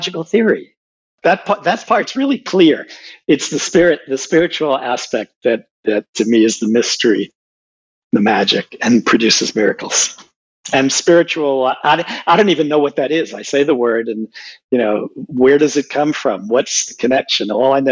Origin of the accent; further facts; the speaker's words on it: Puerto Rico; moved away as an adult; also born or lived in New York City, United States / New Orleans, United States; I went to grammar school, junior high, and high school in Puerto Rico, graduated in 1966